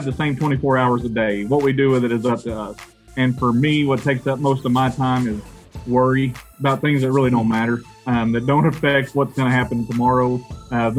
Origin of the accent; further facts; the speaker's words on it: United States; I grew up an hour and a half from Oklahoma State